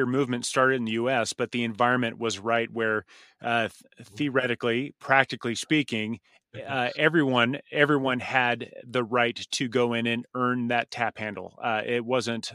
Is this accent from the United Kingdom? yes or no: no; United States; the American in me